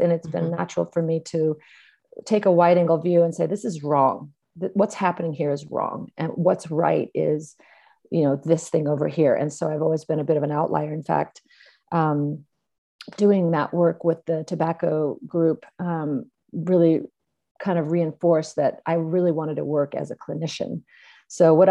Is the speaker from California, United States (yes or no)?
yes; California, United States; I grew up in California, and I was one of four kids in a family